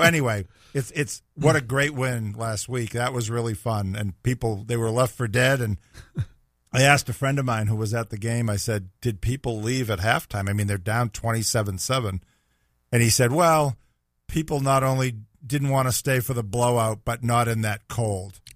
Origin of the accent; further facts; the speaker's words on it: Boston, Massachusetts, United States; now in Jacksonville, United States; I'm from Boston, that I'm a Patriots fan